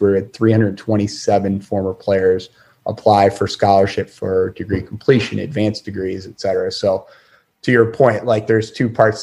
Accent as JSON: {"language": "English", "town": "Syracuse", "region": "New York", "country": "United States", "tie": "born or raised there", "said": "even growing up in Syracuse"}